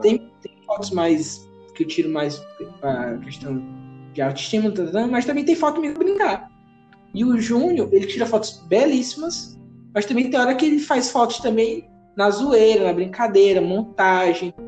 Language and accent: Portuguese; Piauí, Brazil; eu sou do Piauí